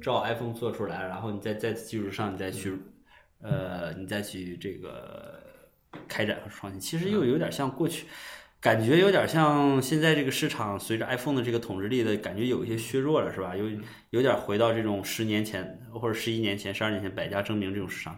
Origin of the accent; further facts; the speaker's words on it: China; 我们中国人